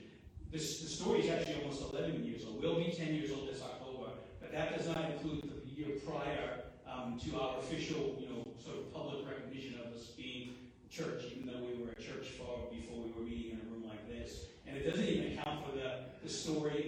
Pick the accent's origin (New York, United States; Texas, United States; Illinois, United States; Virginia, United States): New York, United States; moved away; also born or lived in New Orleans; being a New Yorker